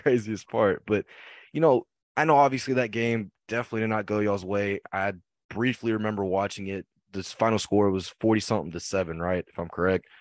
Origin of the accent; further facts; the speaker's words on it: Keller, Texas, United States; me and Alon are both from Keller, Texas